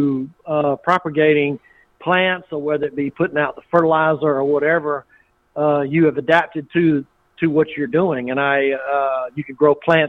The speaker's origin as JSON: {"language": "English", "town": "Waynesboro", "country": "United States", "tie": "born or raised there", "said": "We had a pecan grower that I grew up with in Waynesboro"}